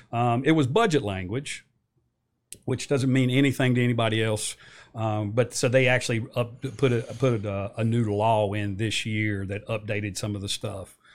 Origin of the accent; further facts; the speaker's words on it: New River Valley, Virginia, United States; born and raised in New River Valley, went into the Army, uh, came back